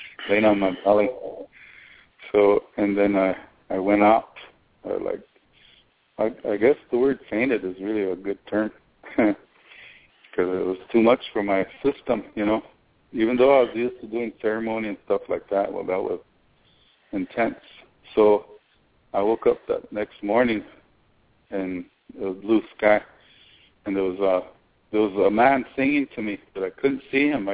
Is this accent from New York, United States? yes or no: no; South Dakota, United States; I was sang for just about every medicine man growing up in South Dakota